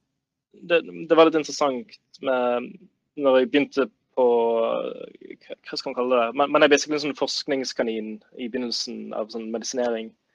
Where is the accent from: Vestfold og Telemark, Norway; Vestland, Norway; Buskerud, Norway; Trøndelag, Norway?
Vestland, Norway; Bergen; så kommer jeg fra Bergen.